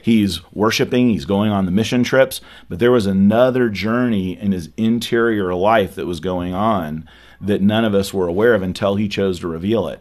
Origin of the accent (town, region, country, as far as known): California, United States; born or raised there; now in Dallas, United States